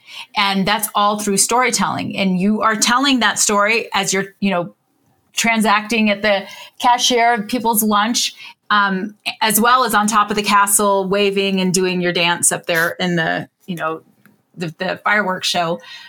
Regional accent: Orlando, Florida, United States; I grew up in Orlando and I'm oldest of 12 kids.

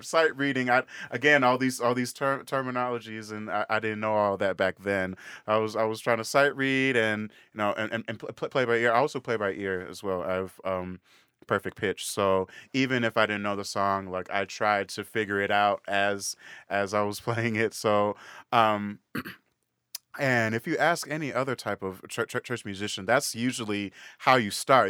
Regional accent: Woodbury, Minnesota, United States; also born or lived in Saint Paul; I grew up in Woodbury, which is a suburb of, of Saint Paul

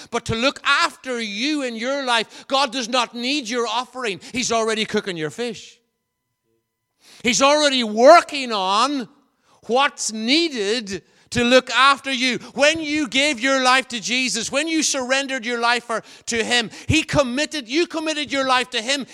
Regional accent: Enniskillen, Northern Ireland, United Kingdom; moved away; also born or lived in Belcoo/Blacklion; I, I ca, come from Enniskillen, as you know. I was born in Black Lion

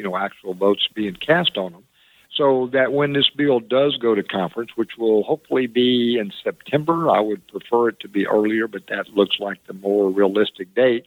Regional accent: the Delta, Louisiana, United States; the people that I grew up with in the Delta

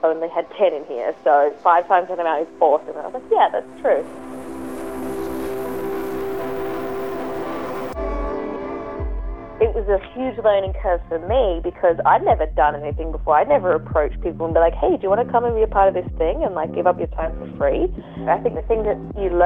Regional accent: Adelaide, South Australia, Australia; I grew up in Adelaide, I'm friends with, like, quite a lot of people

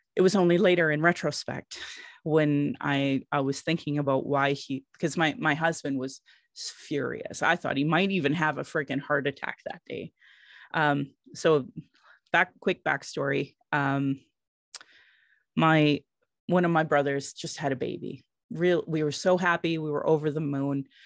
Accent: Sylvan Lake, Alberta, Canada; also born or lived in Calgary, Alberta; I grew up in Sylvan Lake

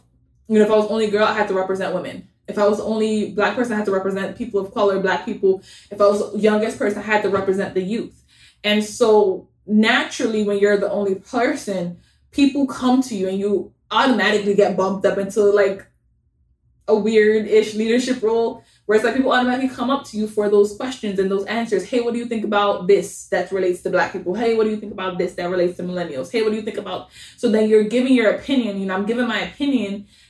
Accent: Bronx, New York, United States; also born or lived in Jamaica / Long Island; I was born in Jamaica. Most of my life I spent in the Bronx. I lived in Long Island for a good amount of time too. Like, where am I from?

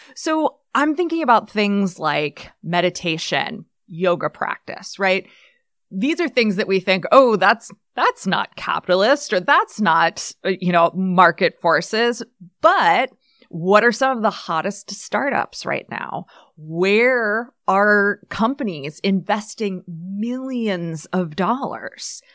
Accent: United States; as an elder millennial growing up in the eighties, nineties, like, neoliberal capitalism was literally how I learned to think and act and behave as an American person

